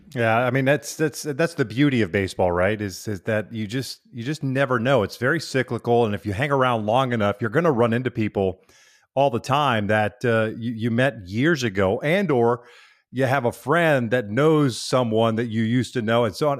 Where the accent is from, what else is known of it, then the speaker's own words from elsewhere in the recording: Kansas, United States; growing up in Kansas